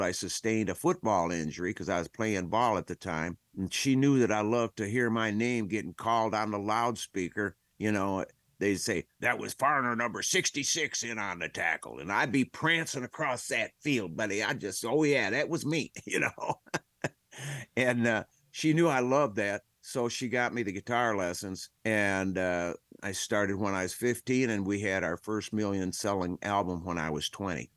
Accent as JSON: {"language": "English", "country": "United States", "accent": "American", "said": "I'm proud to be an American"}